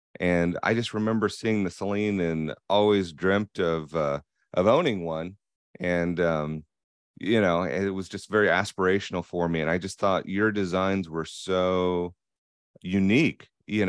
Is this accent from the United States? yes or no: yes; Ohio, United States; born there; also born or lived in Florida / Pennsylvania / Virginia; now in Raleigh, United States; Yeah, so I live now in North Carolina, in Raleigh, but I was born in Ohio and have lived in Florida and Pennsylvania and Virginia.